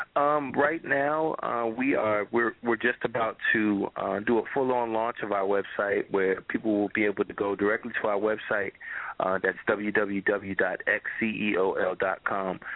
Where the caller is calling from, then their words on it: Orlando, Florida, United States; I'm calling from Orlando, Florida.